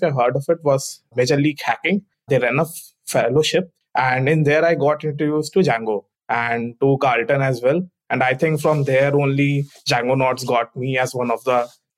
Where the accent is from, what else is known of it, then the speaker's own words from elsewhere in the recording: India; I'm from India